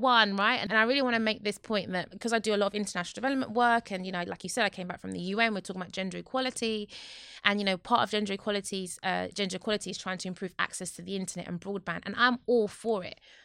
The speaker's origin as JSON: {"language": "English", "region": "London", "country": "United Kingdom", "said": "I'm from Newham"}